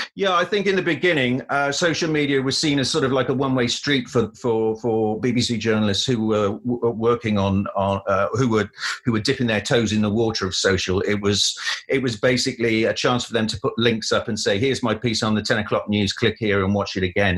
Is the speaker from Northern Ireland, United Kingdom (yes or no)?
no; Cardiff, Wales, United Kingdom; moved away as an adult; also born or lived in London; I grew up in Cardiff and lived there for. Uh, 18 years before going off to university